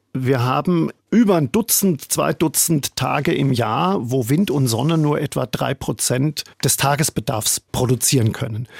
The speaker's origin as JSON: {"language": "German", "country": "Germany", "moved": "as an adult", "lives_now": "New York, United States", "said": "ich bin Deutscher und Valerie, meine Frau, die ist Österreicherin"}